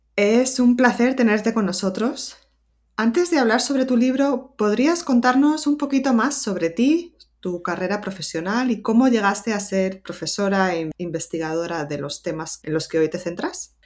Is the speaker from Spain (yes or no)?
yes; Madrid, Community of Madrid, Spain; moved away as an adult; also born or lived in Granada; yo soy eh, originalmente de Madrid